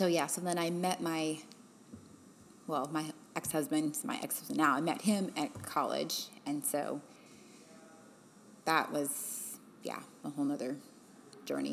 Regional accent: Salt Lake City, Utah, United States; moved away; I'm originally from Salt Lake City, Utah

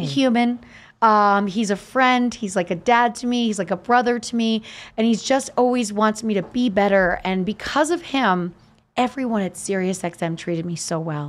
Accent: Easton, Pennsylvania, United States; growing up in Easton, Larry Holmes was so celebrated

